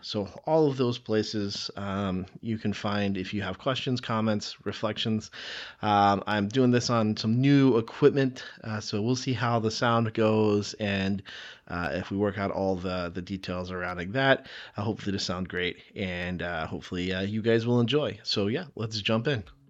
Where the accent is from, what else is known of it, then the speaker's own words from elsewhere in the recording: the South, United States; I grew up in the South